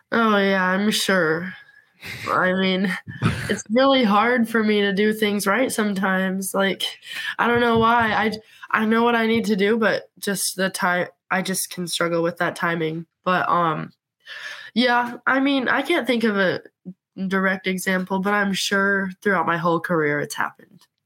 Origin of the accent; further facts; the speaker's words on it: Montana, United States; growing up in Montana